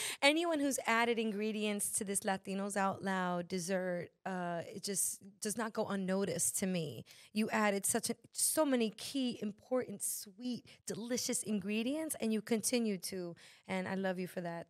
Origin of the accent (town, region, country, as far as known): Dominican Republic